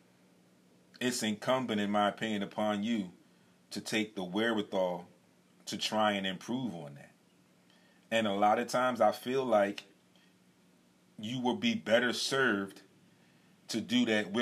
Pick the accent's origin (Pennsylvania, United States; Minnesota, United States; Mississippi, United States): Pennsylvania, United States; Philadelphia; As a Philadelphian